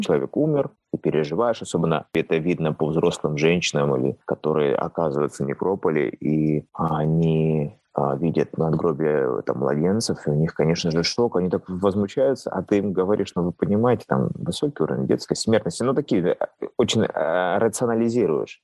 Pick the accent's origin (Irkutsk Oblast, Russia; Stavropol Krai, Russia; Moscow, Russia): Stavropol Krai, Russia; Pyatigorsk; родного города, то есть потому что я родился в Пятигорске